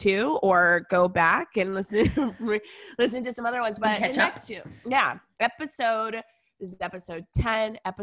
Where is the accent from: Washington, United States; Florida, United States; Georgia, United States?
Georgia, United States; Atlanta; I grew up here in Atlanta